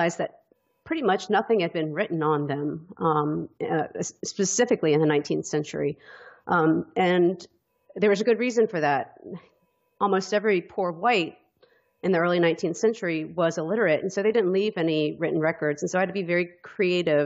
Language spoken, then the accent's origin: English; Deep South, United States; growing up in the Deep South. I think it's pretty hard to live here